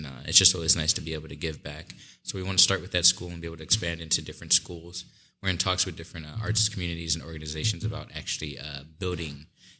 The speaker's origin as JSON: {"language": "English", "town": "Omaha", "region": "Nebraska", "country": "United States", "tie": "born or raised there", "said": "I'm from Omaha, born and raised originally. I went to Omaha South High for high school."}